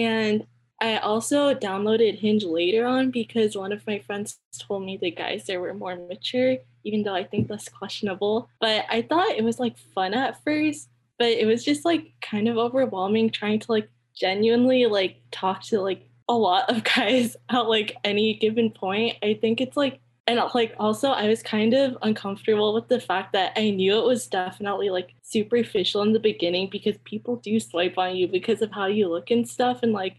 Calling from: Cupertino, California, United States; I'm calling in from Cupertino

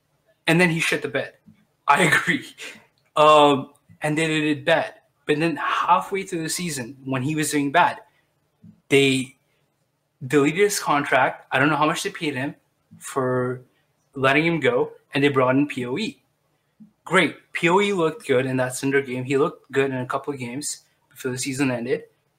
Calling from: Arlington, Texas, United States; I'm calling from Arlington again, but Texas, not from Virginia.

